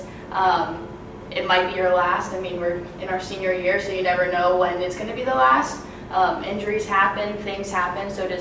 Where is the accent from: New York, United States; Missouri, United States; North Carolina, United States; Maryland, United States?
North Carolina, United States; Cary; I'm from Cary, North Carolina